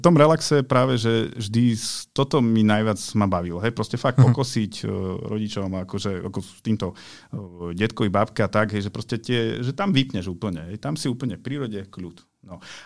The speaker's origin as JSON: {"language": "Slovak", "region": "eastern Slovakia", "country": "Slovakia", "tie": "born or raised there", "said": "u nás na východe, keď som vyrastal"}